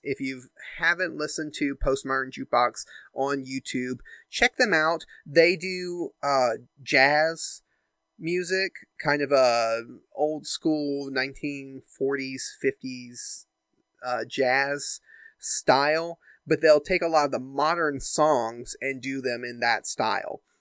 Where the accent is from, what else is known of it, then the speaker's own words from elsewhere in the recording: United States; I grew up in the United States